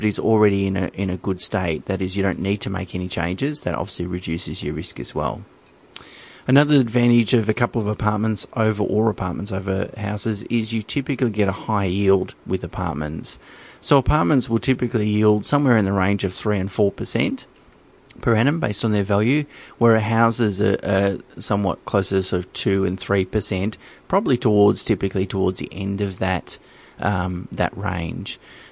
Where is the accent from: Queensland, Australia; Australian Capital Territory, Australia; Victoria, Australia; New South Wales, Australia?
Victoria, Australia; Geelong; I come from Geelong, so I know it quite well. It's a regional city in Victoria